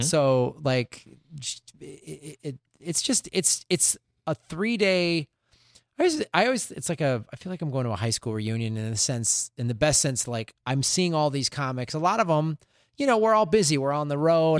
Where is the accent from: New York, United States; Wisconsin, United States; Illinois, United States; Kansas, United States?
Illinois, United States; Chicago; moved away as an adult; also born or lived in Tucson, Arizona; now in Santa Monica, United States; I grew up in Chicago